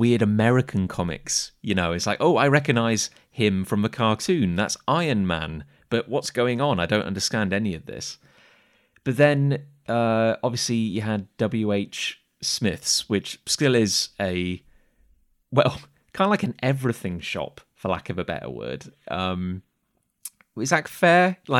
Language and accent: English; Gloucester, South West England, United Kingdom; because I grew up in Gloucester, and we had a little shop called Collector's Choice